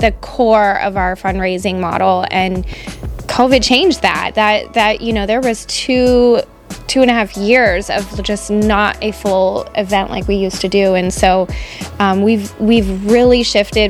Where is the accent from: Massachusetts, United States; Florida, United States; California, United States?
Florida, United States; Fort Myers; I was born and raised here in Fort Myers